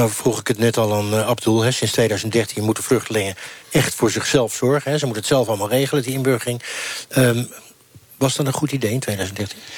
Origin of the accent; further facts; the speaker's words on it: Syria; Dutch is a second language; now in Netherlands; En ik kom dan uit Syrië in 2013. Dan, dan, en, ik, moet inburgen, dan weet ik nog niet wie, waar, waar de goede en waar de slechte zitten.